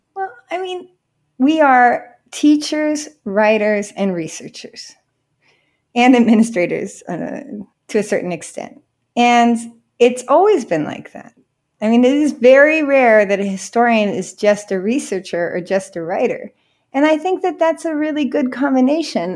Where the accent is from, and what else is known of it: California, United States; now in Miami, United States